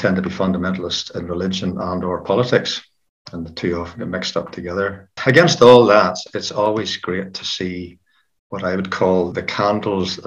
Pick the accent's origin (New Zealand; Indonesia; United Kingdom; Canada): United Kingdom; Belfast, Northern Ireland; I was born in North Belfast, reared in a small hill farm just to the north of the city